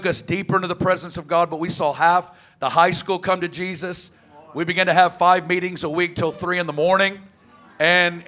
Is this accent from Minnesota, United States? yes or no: no; Arkansas, United States; I'm from Arkansas, right down the road.